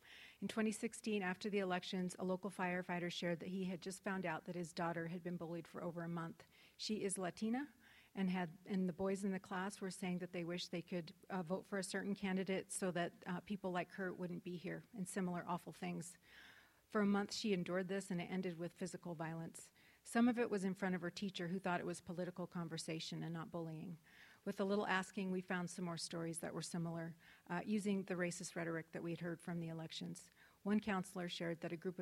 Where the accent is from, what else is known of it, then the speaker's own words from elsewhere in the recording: Spokane, Washington, United States; I grew up in Spokane, attended local public school